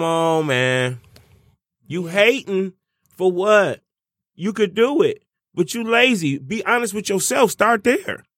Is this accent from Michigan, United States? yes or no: yes; Detroit, Michigan, United States; I'm from Detroit. You know what I'm saying? The blackest city in America